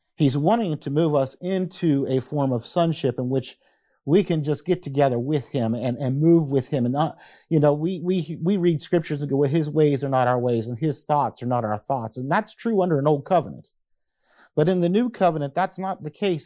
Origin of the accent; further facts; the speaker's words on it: United States; I am an American